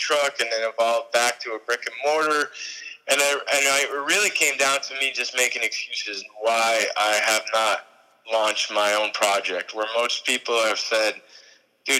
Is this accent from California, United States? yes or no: no; New York, United States; moved away; also born or lived in St. Petersburg, Florida; I was raised in New York